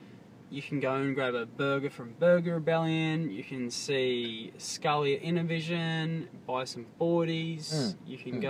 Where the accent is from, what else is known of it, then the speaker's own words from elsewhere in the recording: Port Macquarie, New South Wales, Australia; We're all from Port Macquarie. You know, like, we all grew up here